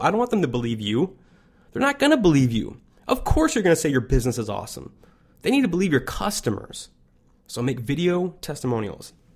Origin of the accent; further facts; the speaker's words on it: Chicago, Illinois, United States; I'm from Chicago